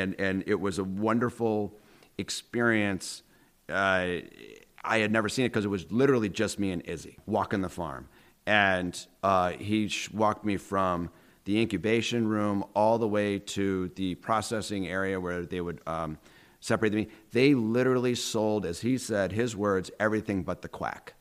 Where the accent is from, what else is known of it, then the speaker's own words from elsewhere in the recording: Syracuse, New York, United States; also born or lived in Minneapolis; I grew up on West Scott Street